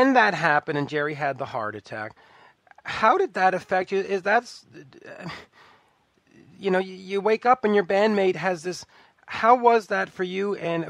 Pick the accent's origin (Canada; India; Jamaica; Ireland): Canada; as a Canadian